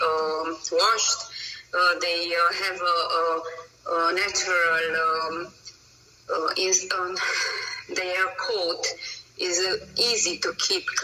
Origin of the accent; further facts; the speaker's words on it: Romania; English is a second language; moved away as an adult; now in Hungary; I'm originally from Romania, but I live from over than 14 years in Hungary. My nationality is Hungarian, but my birthplace is Romania.